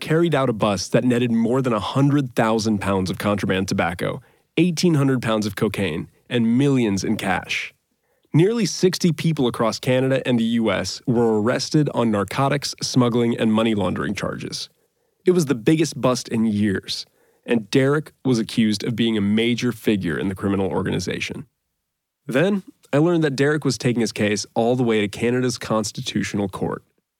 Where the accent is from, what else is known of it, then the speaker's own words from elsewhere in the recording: Florida, United States; I grew up in Florida, between the Volusia County Dirt Track and the Daytona Speedway.